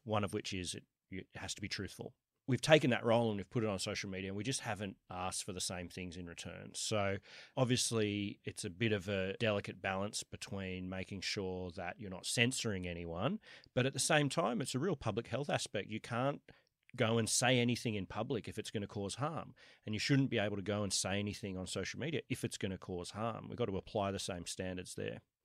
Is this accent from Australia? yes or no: yes; Sydney, New South Wales, Australia; moved away as an adult; also born or lived in New York; I was I was born in Kensington, went to UNSW. I've always lived uh, around here, other than for the last 10 years, I've been in, uh, in New York.